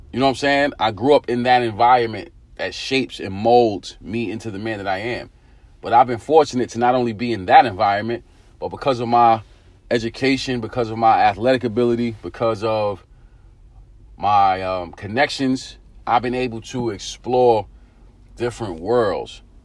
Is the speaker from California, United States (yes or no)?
no; New York City, New York, United States; growing up in Eastern New York, Brooklyn